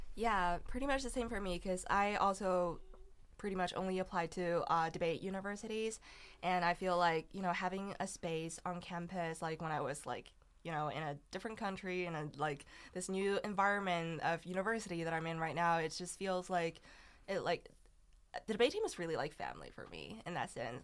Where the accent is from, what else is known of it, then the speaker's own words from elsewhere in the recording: China; English is a second language; moved away; I'm from China